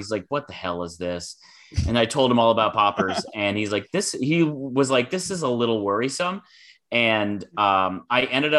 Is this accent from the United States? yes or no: yes; Midwest, United States; I am from the Midwest, so I am familiar with what white trash looks like